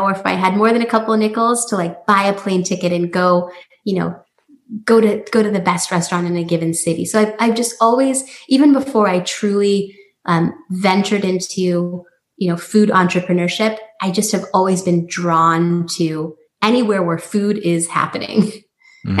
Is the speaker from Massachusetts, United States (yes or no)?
no; San Francisco, California, United States; also born or lived in New York; move back to the Bay Area, you know, which is my hometown, San Francisco